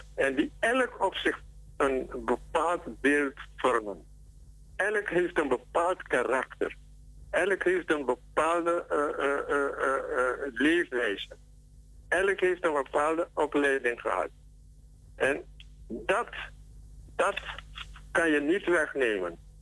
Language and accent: Dutch; Suriname; wij als Surinamers, ongeacht onze verschillen en identiteit